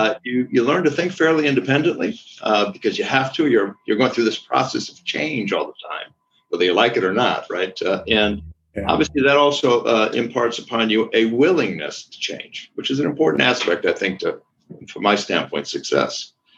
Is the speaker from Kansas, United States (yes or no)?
no; Wisconsin, United States; also born or lived in Brazil / Chile / Spain; I'm from Wisconsin, you know, I'm just, but I grew up most of my life in Brazil, Chile, and Spain, which gives me a very different viewpoint